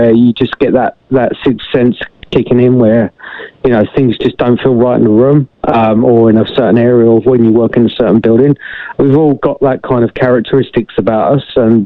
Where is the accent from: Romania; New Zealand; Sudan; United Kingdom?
United Kingdom; England; moved away; I had a lot of incidences when I was younger in regards to the paranormal where I grew up in England.